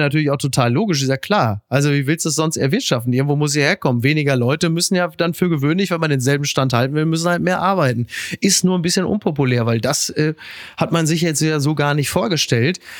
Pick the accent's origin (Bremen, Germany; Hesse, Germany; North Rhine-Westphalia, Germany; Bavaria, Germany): North Rhine-Westphalia, Germany; Henrichenburg; in meinem Heimatdorf in Henrichenburg